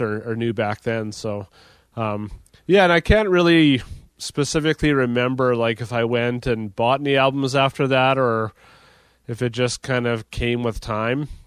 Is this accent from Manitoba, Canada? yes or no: yes; Dauphin, Manitoba, Canada; we came to Regina from Dauphin.